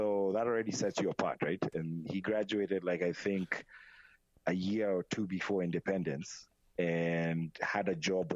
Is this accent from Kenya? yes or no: yes; Kenya; born or raised there; now in Idaho, United States